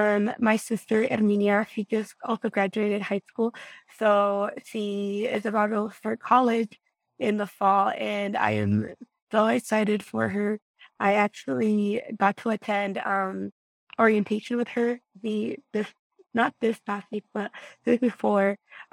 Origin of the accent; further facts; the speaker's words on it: Guanajuato, Mexico; I was raised in Guanajuato, Mexico, a small rural community, a rancho, so a really small town. Population was about 2,000 people.